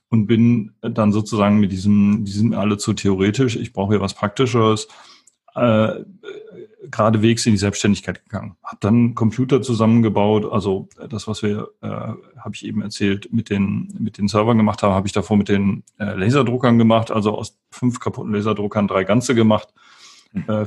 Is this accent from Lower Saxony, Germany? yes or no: no; Wuppertal, North Rhine-Westphalia, Germany; Ich komme aus Wuppertal ursprünglich